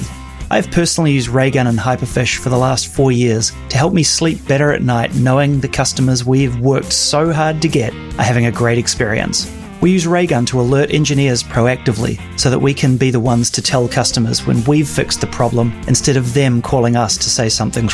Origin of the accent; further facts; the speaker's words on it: New Zealand; I'm a New Zealander